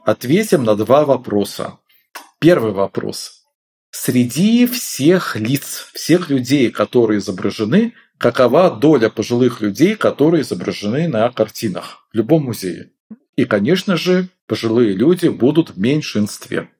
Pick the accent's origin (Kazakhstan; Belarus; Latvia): Belarus; moved away; Я сам выходец из Беларуси